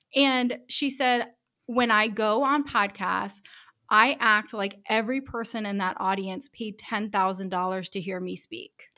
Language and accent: English; Rhode Island, United States; moved away as an adult; also born or lived in Taipei, Taiwan / Colorado; I'm from Rhode Island